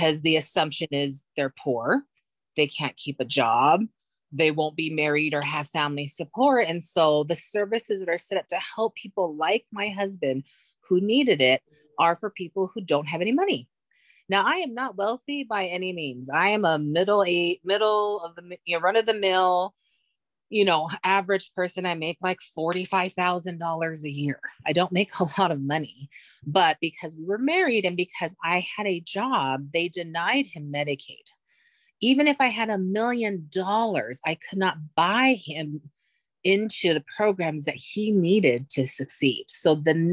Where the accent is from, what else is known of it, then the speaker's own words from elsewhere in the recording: Hawaii, United States; I was born and raised in Hawaii